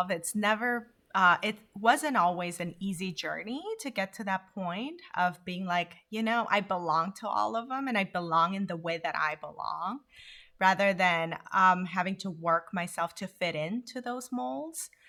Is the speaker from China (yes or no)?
no; South Korea; also born or lived in Honduras; now in United States; I would identify myself as a multicultural human being, um, given that I was born in Korea, moved to Honduras, then came to the US.